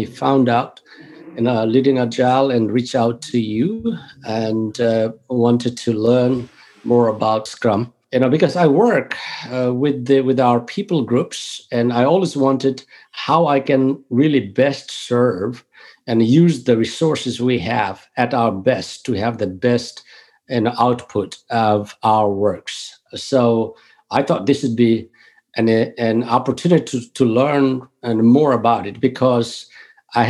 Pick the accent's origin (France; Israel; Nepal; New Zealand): Nepal; moved away as an adult; now in North Carolina, United States; I was born and I grew up in Nepal